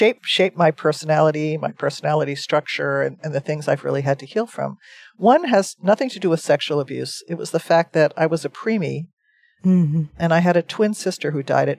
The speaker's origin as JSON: {"language": "English", "region": "New Jersey", "country": "United States", "tie": "born or raised there", "said": "I grew up in New Jersey on the East Coast."}